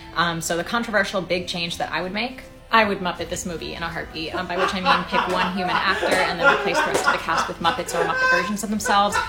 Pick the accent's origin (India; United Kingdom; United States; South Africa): United States; San Francisco, California; I'm from San Francisco originally, born and raised here.